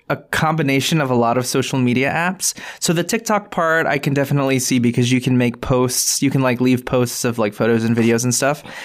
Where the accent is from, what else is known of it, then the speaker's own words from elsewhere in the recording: United States; Filipino Americans